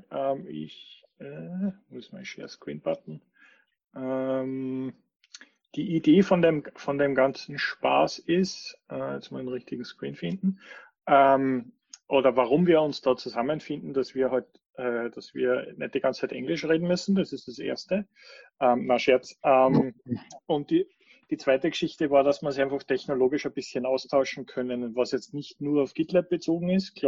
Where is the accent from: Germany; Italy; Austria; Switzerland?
Switzerland; Ich bin auch aus der Schweiz.